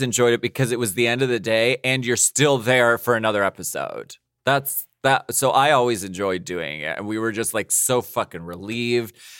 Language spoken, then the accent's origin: English; United States; I am not from Ukraine, I'm from the United States